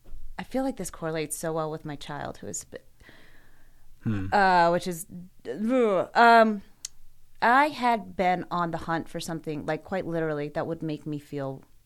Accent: Boise, Idaho, United States; I grew up in Boise.

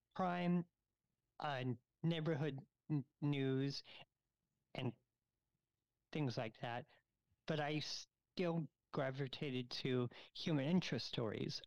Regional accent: Florida, United States; moved away as an adult; also born or lived in New York; now in Chicago, United States; I was born in New York, but I grew up in Florida

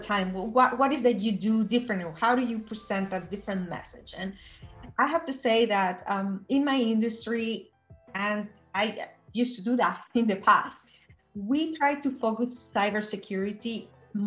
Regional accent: Venezuela; I grew up in Venezuela

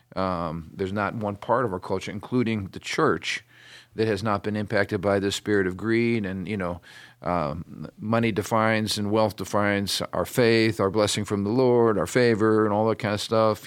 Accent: United States; me as an American.

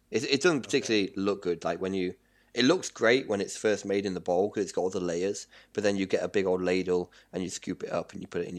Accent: United Kingdom; moved away as an adult; now in Qingdao, China; I'm British.

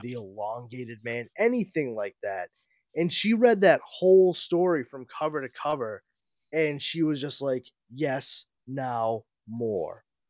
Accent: New England, United States; us New Englanders

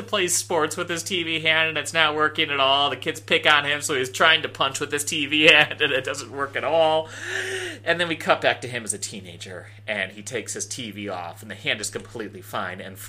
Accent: Canada; This whole Marxist alcohol partition thing is new to me, and me as a Canadian.

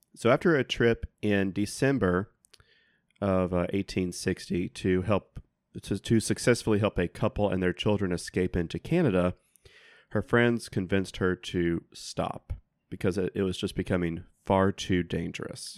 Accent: South Carolina, United States; growing up in South Carolina

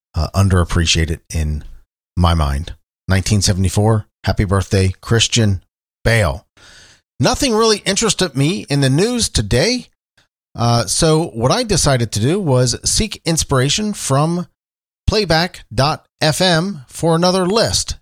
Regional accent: Cincinnati, Ohio, United States; I'm talking to you from Cincinnati, Ohio, my hometown

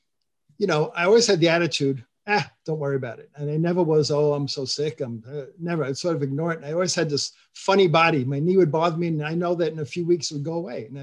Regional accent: Montauk, New York, United States; I was born in New York City, but raised on Eastern Long Island in Montauk.

